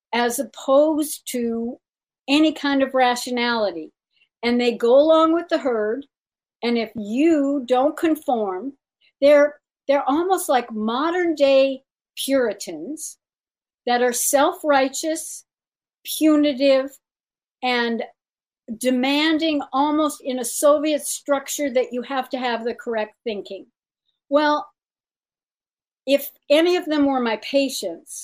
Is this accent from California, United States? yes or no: yes; around Disneyland, California, United States; I grew up around Disneyland